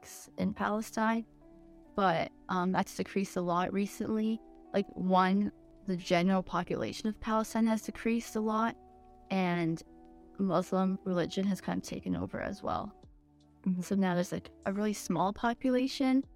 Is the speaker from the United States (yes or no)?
no; Canada; I was born in Canada